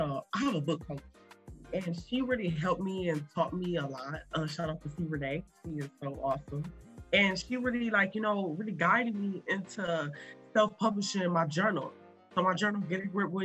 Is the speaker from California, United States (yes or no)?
no; Toledo, Ohio, United States; I'm from Toledo, Ohio, a small city in Ohio